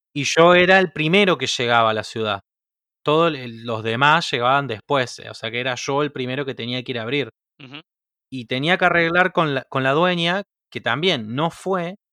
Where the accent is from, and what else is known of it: Argentina